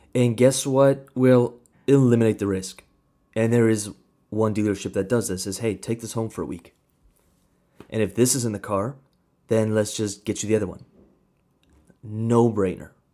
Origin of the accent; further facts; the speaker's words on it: Kamloops, British Columbia, Canada; grew up in Kamloops. That's where I grew up